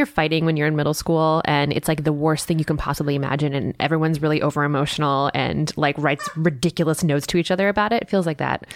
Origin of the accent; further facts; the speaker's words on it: Midwest, United States; I'm from the Midwest